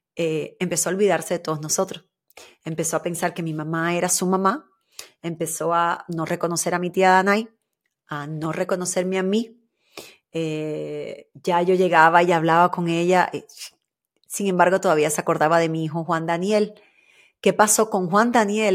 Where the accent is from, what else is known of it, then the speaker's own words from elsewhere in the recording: Havana, Cuba; el barrio donde yo nací, donde me crié, en Luyano, ahí en Cuba